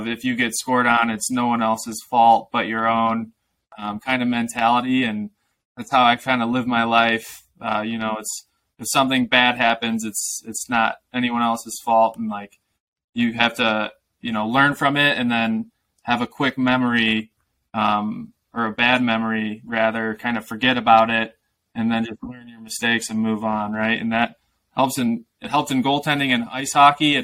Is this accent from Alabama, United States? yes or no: no; Aurora, Illinois, United States; I grew up in the Chicago suburbs, so like west suburbs, Aurora, Illinois.